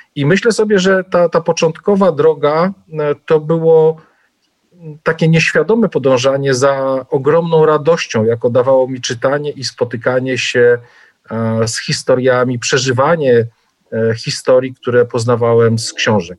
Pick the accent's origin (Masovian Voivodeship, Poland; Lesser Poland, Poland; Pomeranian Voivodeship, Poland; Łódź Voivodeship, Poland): Masovian Voivodeship, Poland; Pułtusk; ja się urodziłem w niewielkim miasteczku 100 kilometrów od Warszawy, i e, w Półtusku